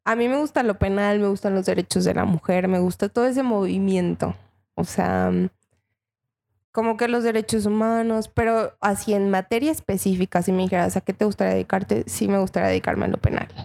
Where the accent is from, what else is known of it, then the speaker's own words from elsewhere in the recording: Mexico; Yo soy de Cotlán me fui a Cotlán